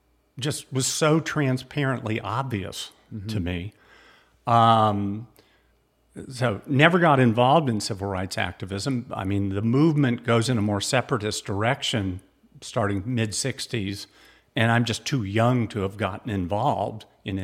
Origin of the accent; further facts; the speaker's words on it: California, United States; I grew up in Southern California.